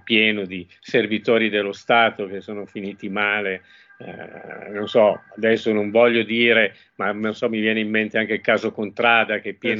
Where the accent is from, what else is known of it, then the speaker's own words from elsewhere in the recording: Genoa, Liguria, Italy; io sono nato a Genova, quindi ho dei cugini a Genova